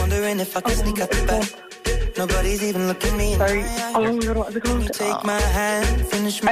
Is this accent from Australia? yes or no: no; Lucan, Leinster, Ireland; I'm from Lucan.